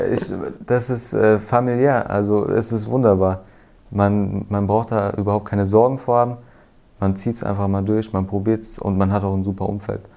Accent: near Frankfurt, Hesse, Germany; ich komme aus der Nähe Frankfurt

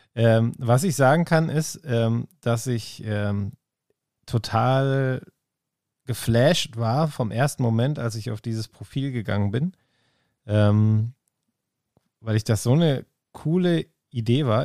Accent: Bielefeld, North Rhine-Westphalia, Germany; ich komme aus Bielefeld und ich äh, wohne im schönsten Viertel der Stadt

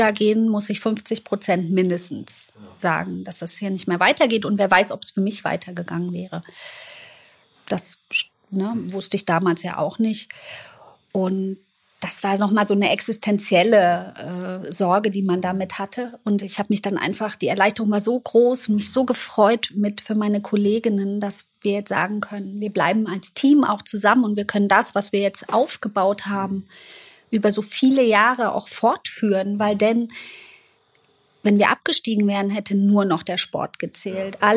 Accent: East Germany, Germany; ich bin in der DDR eben aufgewachsen mhm. und da war Leistungssport ja nochmal

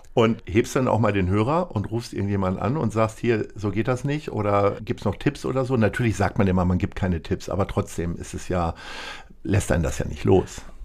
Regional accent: Hamburg, Germany; Als Hamburger

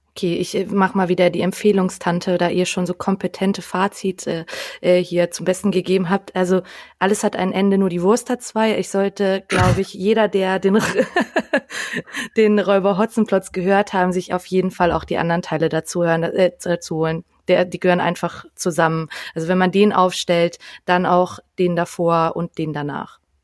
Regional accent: Austria; da ich ja gebürtige Österreicherin bin

